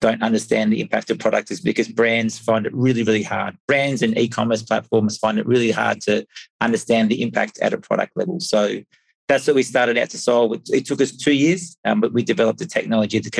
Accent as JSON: {"language": "English", "country": "Australia", "moved": "as an adult", "lives_now": "Europe", "said": "I'm originally from Australia, but been living in Europe for 15 years"}